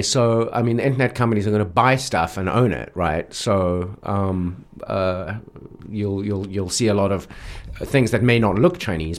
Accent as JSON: {"language": "English", "country": "South Africa", "tie": "born or raised there", "moved": "yes", "lives_now": "Beijing, China", "said": "growing up in South Africa"}